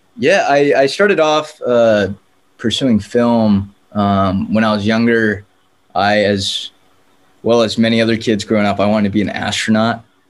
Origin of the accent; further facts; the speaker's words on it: San Diego, California, United States; moved away as an adult; now in Los Angeles, United States; born and raised in San Diego, but uh, now I'm living in Los Angeles